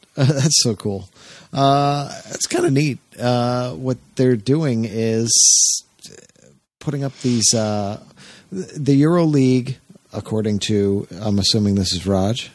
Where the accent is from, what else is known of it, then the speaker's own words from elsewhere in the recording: New Jersey, United States; moved away; I grew up in South Jersey